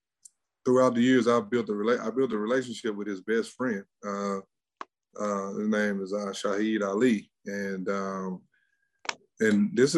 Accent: Mississippi, United States; We're from Mississippi.

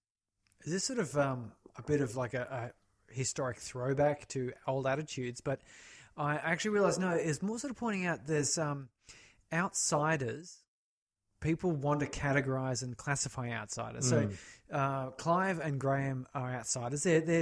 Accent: United Kingdom; No, we're British.

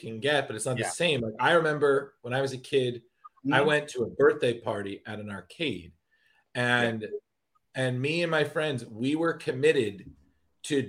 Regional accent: Westchester, New York, United States; I'm from Westchester

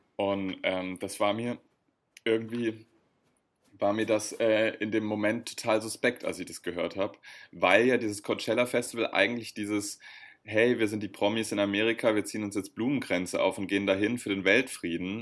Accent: Berlin, Germany; als Berliner

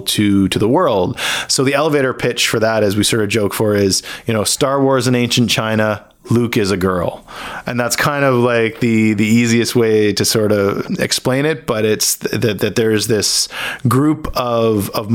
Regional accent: Hamilton, Ontario, Canada; also born or lived in Burlington, Ontario; So I grew up in Hamilton, Ontario. I was born there and I grew up in like the Hamilton, Burlington area.

